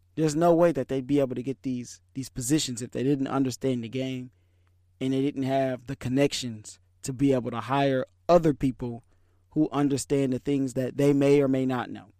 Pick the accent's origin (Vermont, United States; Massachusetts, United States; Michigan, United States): Michigan, United States; Detroit; I was born in Michigan, raised in Detroit